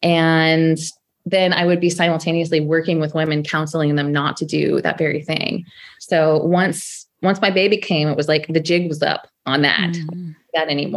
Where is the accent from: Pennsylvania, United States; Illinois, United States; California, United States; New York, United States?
California, United States; Sacramento; moved away as an adult; also born or lived in San Francisco Bay Area; I'm from Sacramento. My family lives here.